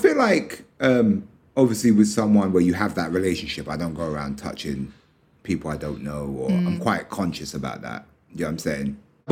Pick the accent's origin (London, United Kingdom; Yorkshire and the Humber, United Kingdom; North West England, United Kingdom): London, United Kingdom; I grew up in London, so I'm used to living like London.